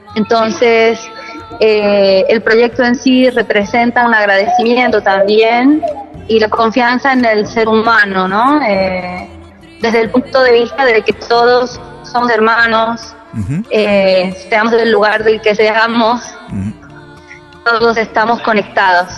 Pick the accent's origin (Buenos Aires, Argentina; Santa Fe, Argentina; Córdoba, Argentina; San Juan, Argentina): San Juan, Argentina; now in Spain; Yo soy de la provincia de San Juan, de Argentina